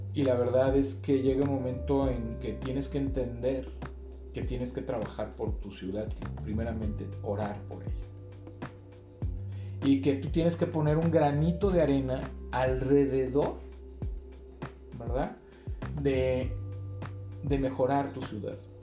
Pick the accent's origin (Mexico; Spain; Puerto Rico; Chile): Mexico; Mexico City; moved away as an adult; now in Guadalajara, Mexico; yo no soy de, de De aquí de Guadalajara, yo soy de la Ciudad de México.